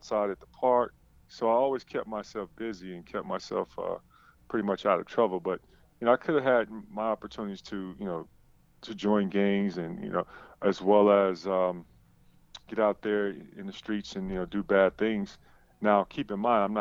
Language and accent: English; Chicago, Illinois, United States; I grew up on the south side of Chicago